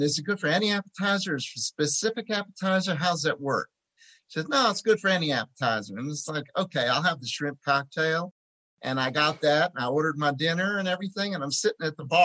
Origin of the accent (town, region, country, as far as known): Philadelphia, Pennsylvania, United States